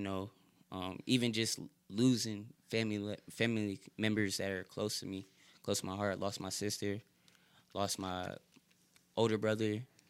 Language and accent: English; Connecticut, United States; moved away; also born or lived in Fayetteville; I'm from Connecticut